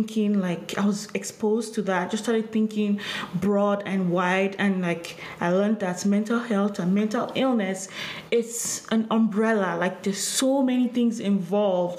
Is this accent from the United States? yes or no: no; Nigeria; moved away; Growing up in Nigeria